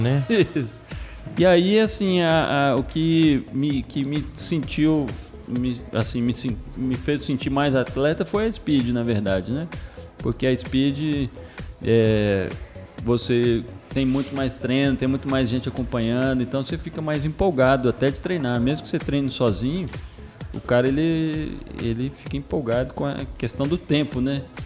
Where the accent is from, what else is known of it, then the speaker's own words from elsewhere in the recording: Brazil; also born or lived in Belo Horizonte, Minas Gerais / São Bernardo do Campo, São Paulo; now in Anápolis, Brazil; Eu sou de São, São Bernardo do Campo, mas eu morava em Belo Horizonte. Depois eu fui morar em São Bernardo.